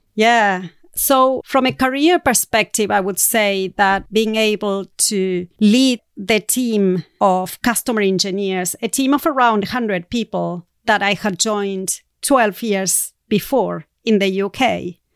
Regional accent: Argentina; moved away as an adult; I'm going to be moving back to Argentina. So it's going to be a big change in readjusting back to my home country and the culture of South America.

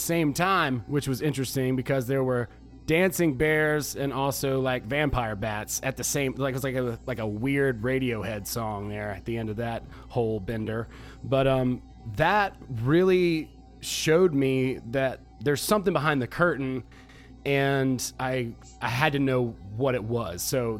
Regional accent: Georgia, United States; I grew up in the South here in Georgia.

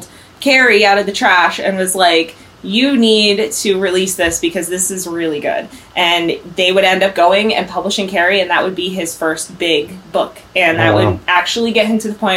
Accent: Maine, United States; I'm from Maine.

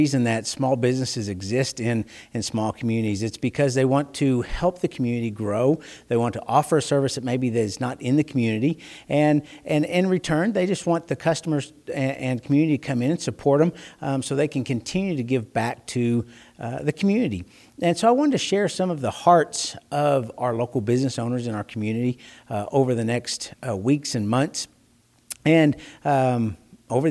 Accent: Bowie, Texas, United States; I'm Bowie, Texas. It's in North Texas

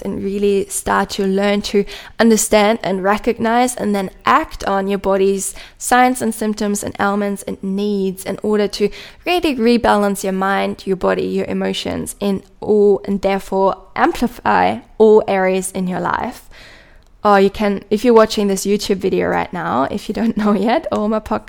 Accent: Germany; accent: German; English is a second language; my own German accent

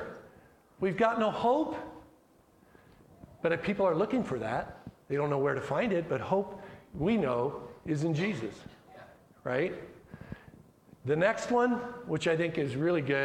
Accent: Colorado, United States; My mom and dad were born and raised in Colorado, and so I'm a Colorado guy

